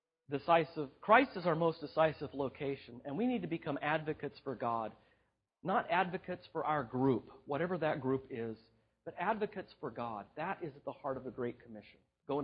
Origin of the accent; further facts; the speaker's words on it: Southern California, United States; white, middle class, born and raised in Southern California.